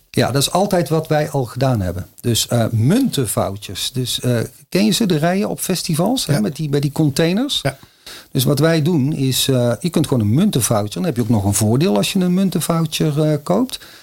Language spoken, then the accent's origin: Dutch; North Brabant, Netherlands; accent: Brabant; ik ben een Brabander, zoals je al kan horen